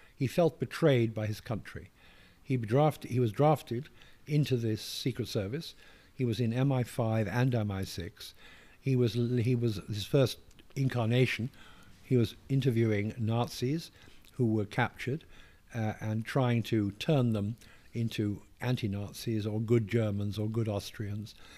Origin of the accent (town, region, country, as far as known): England, United Kingdom; accent: posh; moved away as an adult; also born or lived in Westminster; now in New York, United States